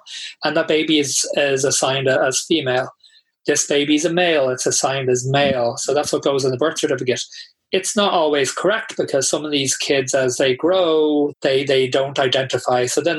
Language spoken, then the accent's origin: English; Tallaght, County Dublin, Ireland; I grew up in Talla, which was, I mean, I don't live there now, so I can't really say, but it was not the most accepting place